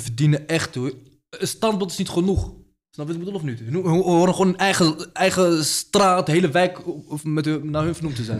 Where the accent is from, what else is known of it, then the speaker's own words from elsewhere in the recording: Morocco; now in Netherlands; de stad waar ik vandaan kom, in Marokko